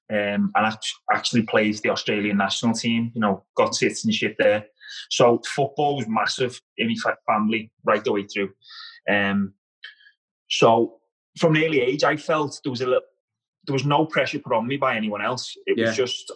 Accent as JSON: {"language": "English", "town": "Liverpool", "region": "North West England", "country": "United Kingdom", "tie": "born or raised there", "also_born_or_lived": "Scotland", "accent": "Scouse", "moved": "as an adult", "said": "I grew up in Highton, yeah, in Liverpool, which is quite a rough area"}